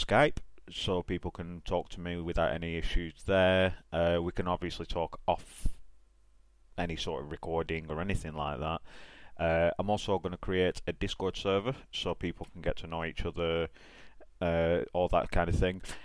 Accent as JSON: {"language": "English", "region": "England", "country": "United Kingdom", "said": "I'm from England"}